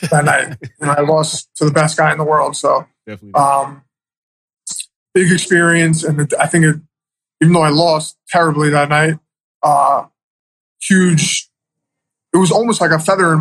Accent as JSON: {"language": "English", "town": "New York City", "region": "New York", "country": "United States", "tie": "born or raised there", "also_born_or_lived": "Manhattan", "said": "I was born in Manhattan, raised in Queens"}